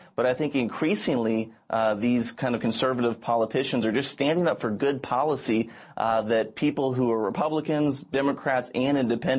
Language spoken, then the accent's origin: English; Florida, United States; my home state of Florida